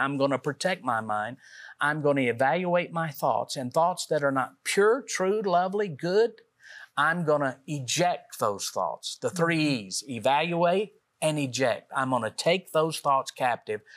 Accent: Middle Tennessee, United States; we're from Middle Tennessee

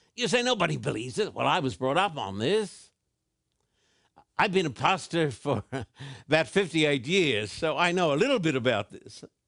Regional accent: Australia; also born or lived in Sydney; I was brought up in Australia

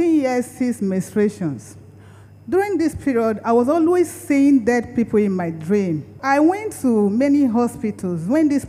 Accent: Lagos, Nigeria; now in Abuja, Nigeria; I was born in Lagos. I grew up in Lagos.

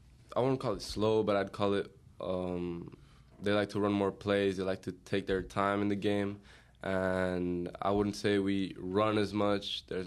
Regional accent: Portugal; also born or lived in Utah; now in United States; I'm from Portugal.

